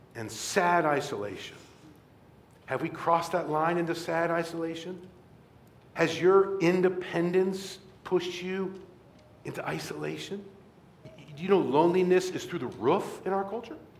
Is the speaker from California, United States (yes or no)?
no; Rockford, Illinois, United States; Rockford, my hometown where I grew up